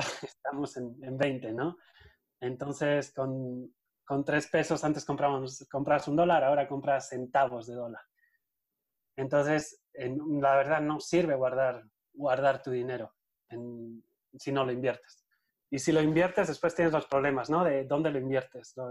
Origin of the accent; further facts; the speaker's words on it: Eibar, Basque Country, Spain; moved away as an adult; also born or lived in Madrid, Spain; now in Mexico; Yo soy de Eibar, de un pueblito que está en el País Vasco, en el norte de España.